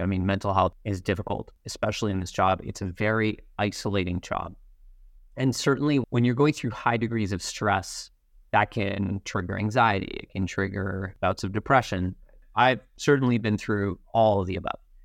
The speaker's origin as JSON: {"language": "English", "town": "Montreal", "region": "Quebec", "country": "Canada", "tie": "born or raised there", "also_born_or_lived": "Toronto", "said": "I am very proud to be Canadian, and I feel very, very lucky to have grown up here"}